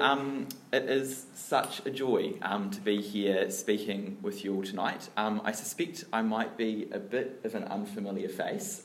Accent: Dunedin, Otago, New Zealand; I grew up down south in Dunedin

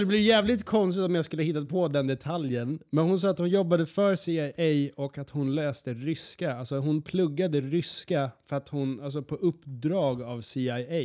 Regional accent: Sweden; also born or lived in United Kingdom (ancestry) / Skåne; Jag är från Sverige

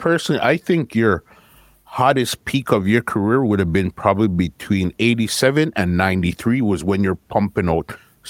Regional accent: Canada; No, I'm Canadian. My parents are from Guyana.

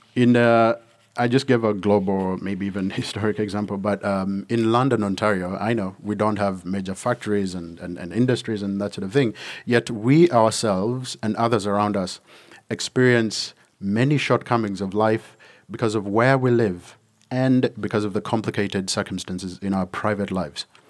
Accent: Uganda; moved away; when I was growing up in Uganda

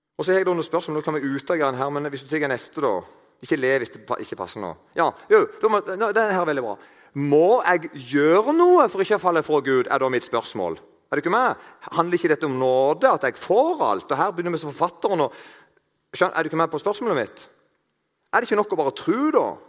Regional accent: Eiken, Agder, Norway; moved away; Jeg kommer fra plass til Eiken. Der snakker de ikke helt sånn, men det ligner litt.

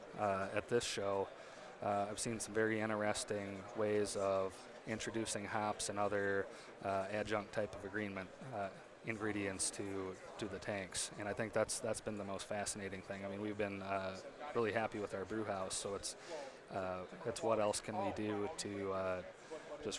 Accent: West Union, Iowa, United States; I'm originally from West Union, Iowa, so about 30 miles south of Decorah

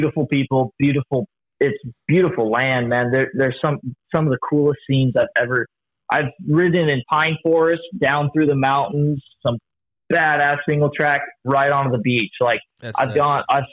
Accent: Torrance, California, United States; also born or lived in Arizona; I grew up in Torrance where our shop is.

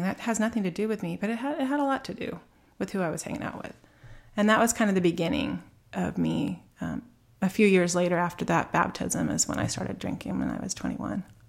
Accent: Alta Loma, California, United States; also born or lived in Rancho Cucamonga; I grew up in a little suburb in Southern California called Altaloma

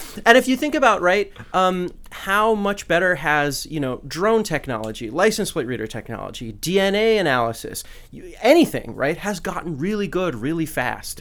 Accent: California, United States; now in Washington, D.C., United States; my home state, California

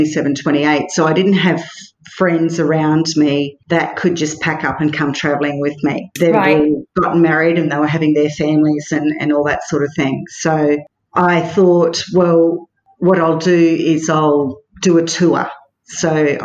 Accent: Mossman, Queensland, Australia; moved away as an adult; also born or lived in London; Mossman, my hometown

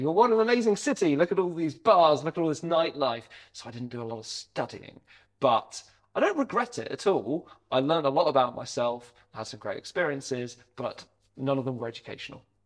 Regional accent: Hampshire, Sussex area, South East England, United Kingdom; moved away as an adult; also born or lived in Devon; now in Bath, United Kingdom; we grew up in the Hampshire, Sussex area. Uh, I went to school around there.

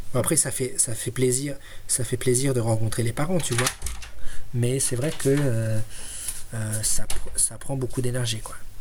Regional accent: France; now in Sweden; je suis français

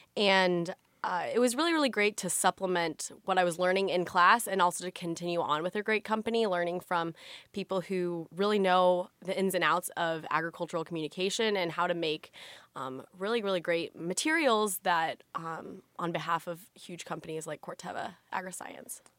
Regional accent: Illinois small town, United States; I am from, uh, Watauga, Illinois. It's a really, really small town

